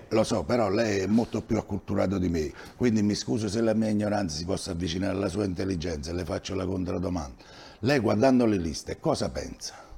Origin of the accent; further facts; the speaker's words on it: Villaricca, Campania, Italy; Io sono cresciuto a Villaricca